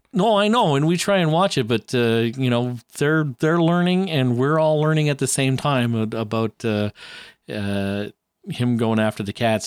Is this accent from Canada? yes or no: yes; Canada; I'm Canadian